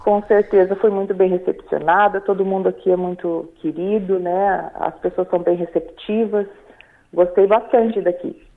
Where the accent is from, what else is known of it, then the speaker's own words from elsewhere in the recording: São Luís Gonzaga, Rio Grande do Sul, Brazil; moved away as an adult; also born or lived in Joinville; now in Balneário Arroio do Silva, Brazil; eu sou gaúcha missioneira lá de São Luís Gonzaga, né? E fazem três anos que eu vim para Santa Catarina